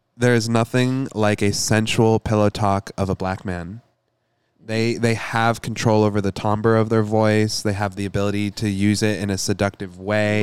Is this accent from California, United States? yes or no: no; Michigan, United States; I'm from Michigan, and we have the biggest Lebanese population